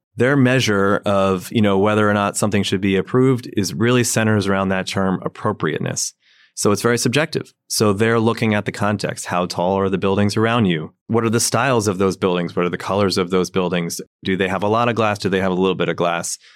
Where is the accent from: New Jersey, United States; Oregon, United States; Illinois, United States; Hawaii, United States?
New Jersey, United States; also born or lived in Maryland; now in New York City, United States; I grew up in New Jersey